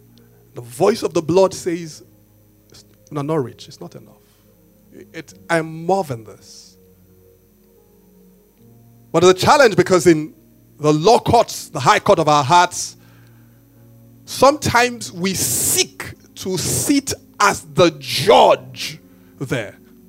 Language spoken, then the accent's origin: English; Benin; when you guys know me, I tell you, I grew up in Benin